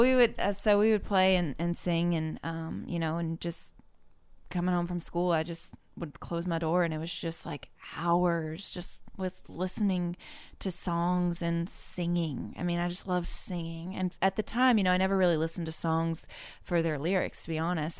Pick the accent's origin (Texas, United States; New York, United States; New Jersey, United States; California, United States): California, United States; Orinda; I'm from, uh, the Bay Area in California, a small town called Orinda